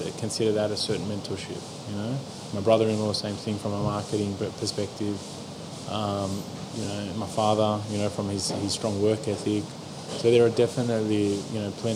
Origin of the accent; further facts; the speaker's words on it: Australia; also born or lived in Sydney, Australia; being Australian